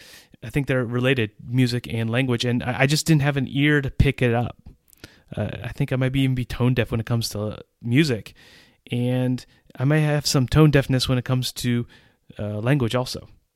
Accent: England, United Kingdom; accent: English; And so there was me with my accent, my English accent, speaking a 20-line poem in Czech.

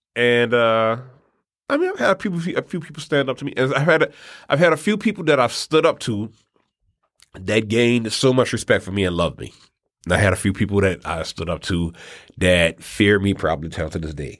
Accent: New Orleans, Louisiana, United States; we're also from New Orleans

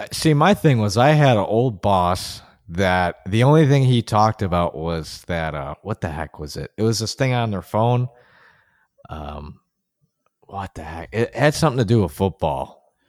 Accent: Buffalo, New York, United States; my hometown is Buffalo

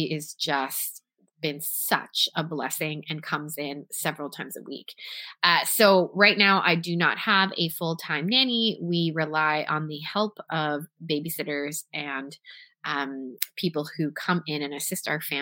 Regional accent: Toronto, Ontario, Canada; I went to a performing arts high school in Toronto, Canada, where I was born and raised

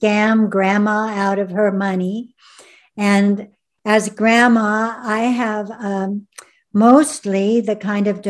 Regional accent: Ventura, California, United States; moved away; my hometown of Ventura

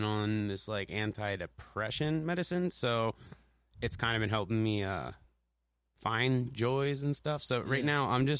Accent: Lancaster, Pennsylvania, United States; born there; now in Elizabethtown, United States; I was born in Lancaster at Lancaster Regional Hospital back when it was called St. Joseph's. Right now, I live in Elizabethtown, but I've kind of lived everywhere in Pennsylvania.

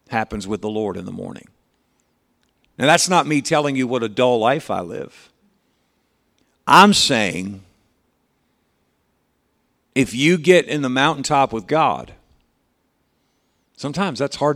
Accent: South Dakota, United States; You know, I was raised in South Dakota, and that's just what we do, you know.

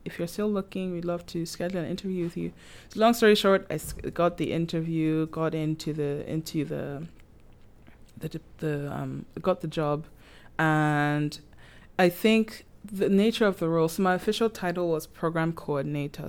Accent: Nigeria; moved away as an adult; now in Prince Edward Island, Canada; I, I'm from Nigeria, and I've been in P E I for over seven years now.

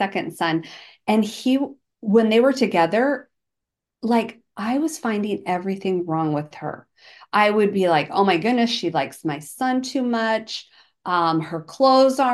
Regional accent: Georgia, United States; I'm from Georgia

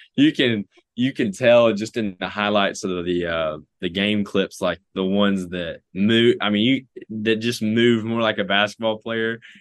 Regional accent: Knoxville, Tennessee, United States; also born or lived in Cleveland, Tennessee; I was actually born in the University of Tennessee's hospital

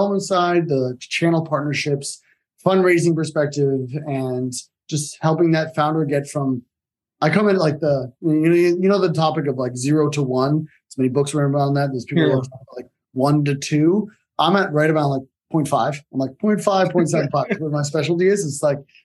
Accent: Southern Connecticut, United States; moved away; also born or lived in New York City, United States / Greece (ancestry); I was born in New York, Upper East Side. And then my family moved out from there to Connecticut. So grew up in Southern Connecticut, went to school there

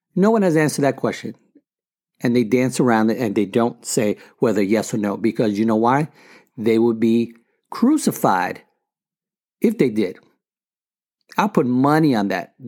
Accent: New York City, New York, United States; moved away; my wife and I grew up in the Bronx

